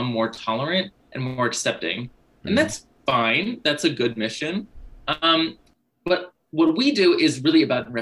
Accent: Berkeley, California, United States; now in New York City, United States; I grew up in Berkeley, California

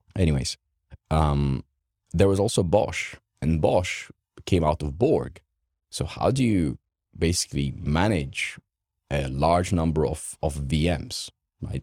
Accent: Romania; English is a second language; moved away; I grew up in Romania.

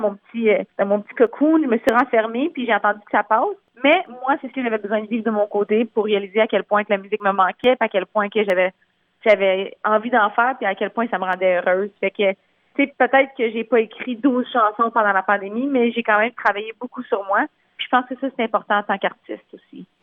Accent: a small francophone village in Ontario, Canada; accent: Franco-Ontarian; first language French; Je suis née dans un petit village en Ontario, francophone.

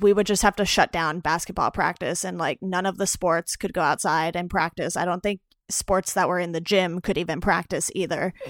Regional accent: Orange County, California, United States; also born or lived in Los Angeles; I'm originally from Orange County, so since I've moved back home, I'm down by Disneyland

